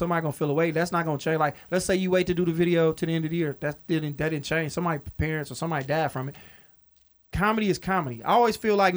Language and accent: English; Detroit, Michigan, United States; I'm a nigga from Detroit